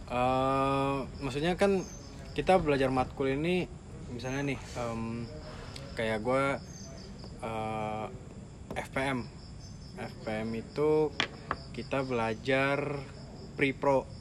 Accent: Kalimantan, Indonesia; gue gue tuh nggak bilang gue dari Kalimantan gue bilang gue dari Manado

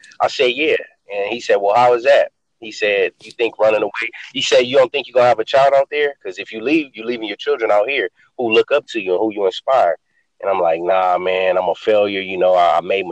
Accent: Los Angeles, California, United States; growing up in South Central Los Angeles, where I grew up on the east side

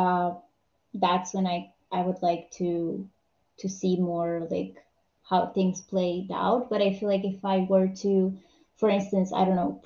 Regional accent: Romania; I'm from Romania.

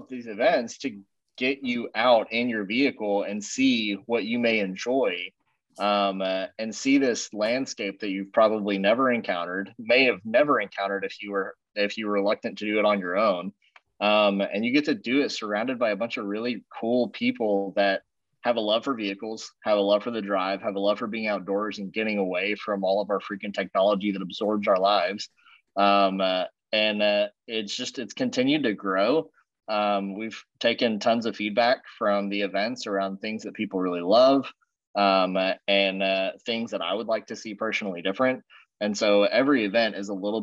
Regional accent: the Ozarks, Arkansas, United States; I've grown up here

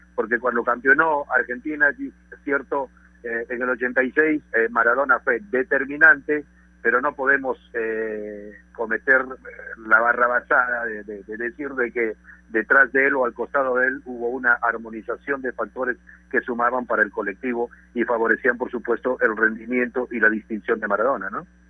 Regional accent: Peru; yo como peruano

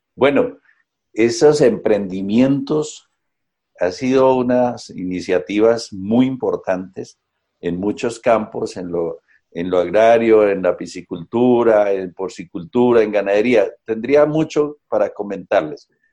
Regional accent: Colombia; las mayorías de este país podamos ponernos a pensar como colombianos

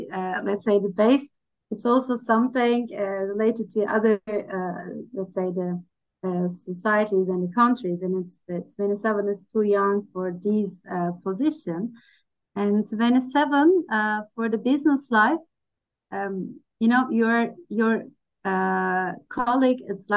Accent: Turkey; I'm from Turkey.

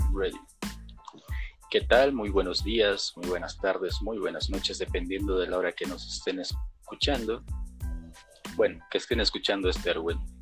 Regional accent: Chiapas, Mexico; Yo, yo también soy de Chiapas y también estoy viviendo en Chiapas

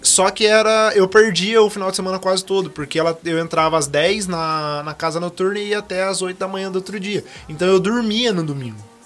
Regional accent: Guará, interior of São Paulo, Brazil; Eu sou de Guará, sou do interior de São Paulo

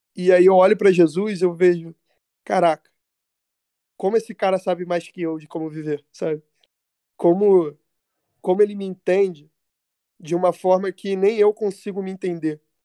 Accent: São Gonçalo, Rio de Janeiro, Brazil; eu sou de São Gonçalo, do Rio de Janeiro

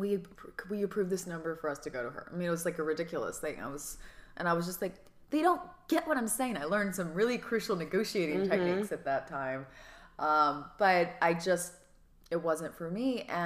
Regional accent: Georgia, United States; I'm like, I'm from Georgia.

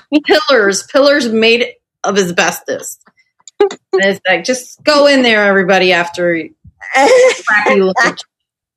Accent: Philadelphia, Pennsylvania, United States; I'm from this really bad part of Pennsylvania called Philadelphia

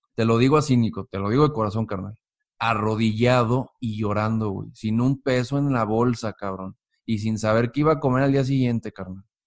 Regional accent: Mexico; Yo soy un mexicano que me levanto todos los días a trabajar

